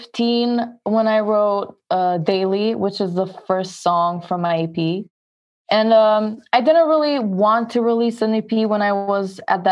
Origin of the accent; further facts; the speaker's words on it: Queens, New York, United States; Since I was born in New York, I lived my life, I mean, not most of my life, but I've lived in Queens